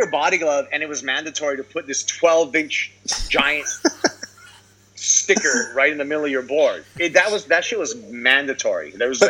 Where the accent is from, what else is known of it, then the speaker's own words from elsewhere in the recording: Honolulu, Hawaii, United States; I'm a kid from Kapahulu, bro.